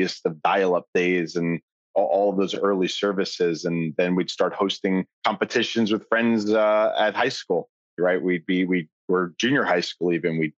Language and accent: English; Long Island, New York, United States; I grew up on Long Island, sort of a suburb outside New York